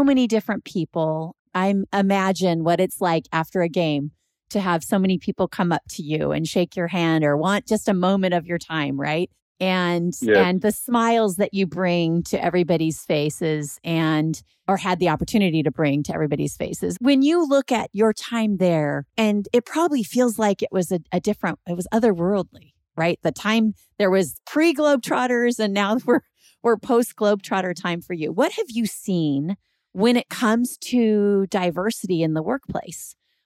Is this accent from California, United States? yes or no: yes; Southern California, United States; I was a white girl born and raised in Southern California